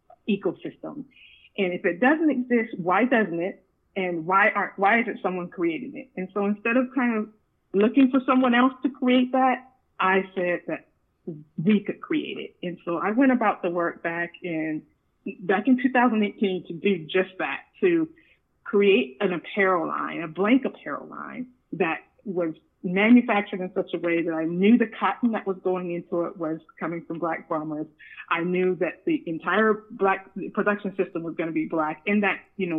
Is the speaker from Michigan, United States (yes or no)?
no; Sacramento, California, United States; growing up in Sacramento, I did a little bit of everything.